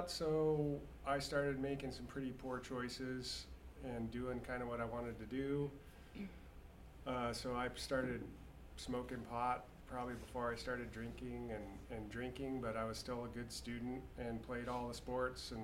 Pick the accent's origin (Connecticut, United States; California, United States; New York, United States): California, United States; I grew up in California